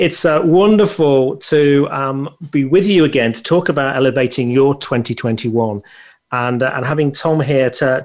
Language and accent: English; United Kingdom; I come from the United Kingdom.